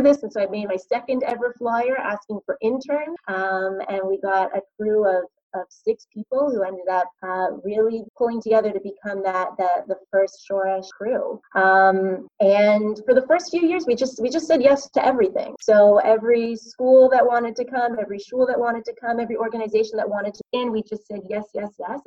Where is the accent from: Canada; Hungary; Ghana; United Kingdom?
Canada; Toronto, Ontario; also born or lived in Connecticut; we're from Toronto